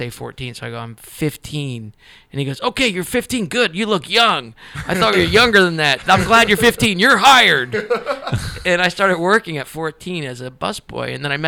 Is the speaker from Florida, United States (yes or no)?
yes; Fort Lauderdale, Florida, United States; also born or lived in Middletown, Ohio / Delray Beach, Florida; I grew up in Fort Lauderdale until I was 10 years old.